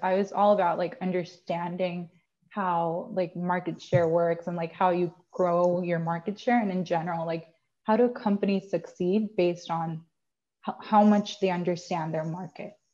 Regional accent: Puerto Rico; I am from Puerto Rico. I am from a tiny, tiny town in the west side of Puerto Rico called Maya

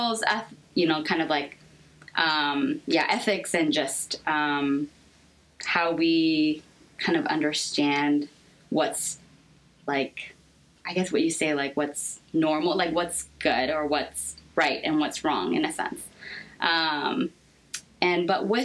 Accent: Seattle, Washington, United States; moved away as an adult; also born or lived in Korea; now in Los Angeles, United States; I was born in Korea, but I was raised pretty much my entire life in the States. I actually come from Seattle, Washington. That's where I mainly grew up

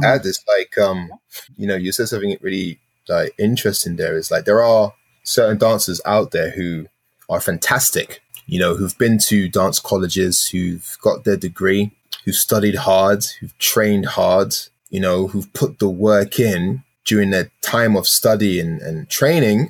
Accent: London, United Kingdom; I'm from South London.

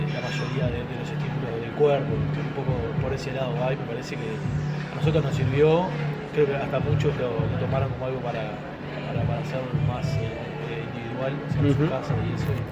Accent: Uruguay; somos uruguayos

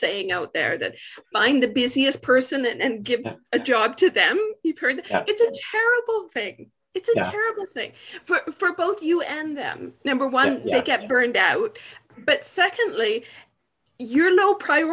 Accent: British Columbia, Canada; I'm from British Columbia, Canada.

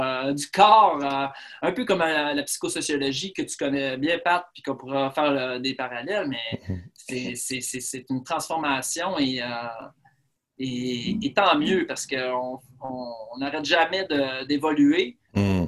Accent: Rimouski, Quebec, Canada; je suis originaire de Rimouski, je suis né à Rimouski

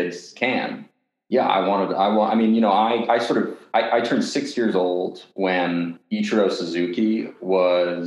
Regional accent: Portland, Oregon, United States; I grew up in Portland, Oregon

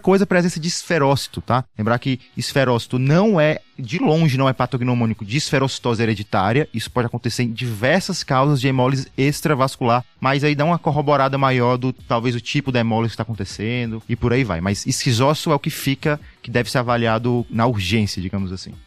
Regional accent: Fortaleza, Ceará, Brazil; moved away as an adult; now in São Paulo, Brazil; Sou de Fortaleza, sou aqui em São Paulo há 5 anos

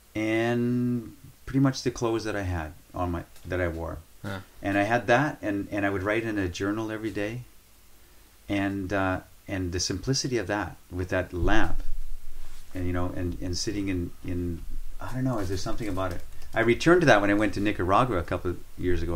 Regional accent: Northern Canada, Canada; moved away; I was born and raised in northern Canada

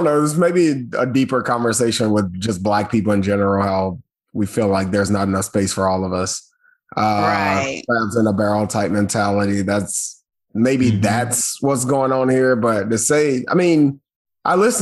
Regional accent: the South, United States; We all from the South. We are all from the South.

